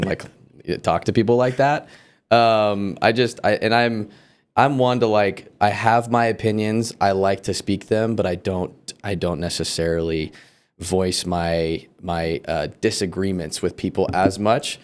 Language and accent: English; California, United States; moved away; also born or lived in Colorado; I grew up for the first half of my life in California